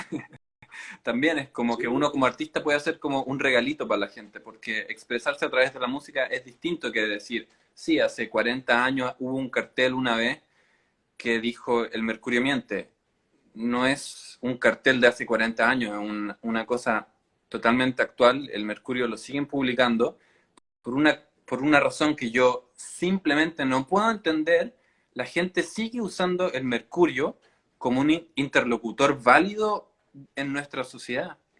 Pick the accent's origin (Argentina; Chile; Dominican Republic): Chile